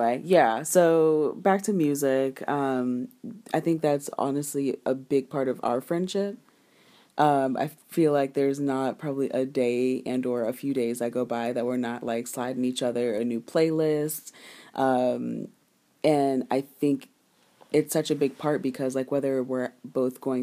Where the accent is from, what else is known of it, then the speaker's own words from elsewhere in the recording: Ghana; I'm Ghanaian.